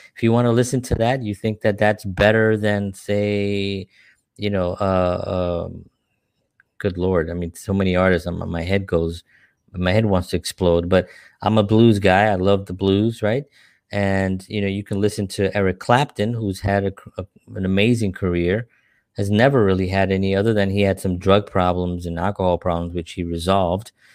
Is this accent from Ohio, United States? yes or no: no; New York City, New York, United States; also born or lived in Upper West Side, New York City; I grew up in the South Bronx, a lot of violence